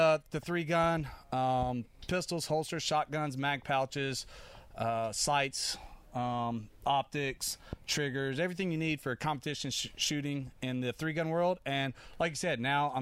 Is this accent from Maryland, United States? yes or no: no; Charlotte, North Carolina, United States; I actually grew up in Charlotte there my whole life, with the exception of some time being deployed and stuff.